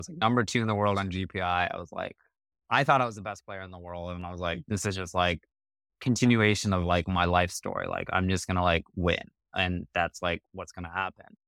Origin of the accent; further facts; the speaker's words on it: Colorado, United States; also born or lived in New Zealand / Cupertino, California; we moved to Colorado when I was seven. I grew up there, spent most of my childhood there. I would consider that still home.